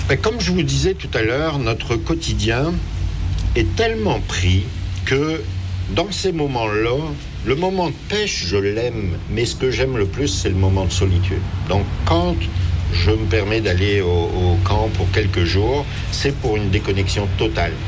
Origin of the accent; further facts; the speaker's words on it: France; now in Quebec, Canada; c'était plus le soccer qui était faisait partie de mon quotidien lorsque j'étais en France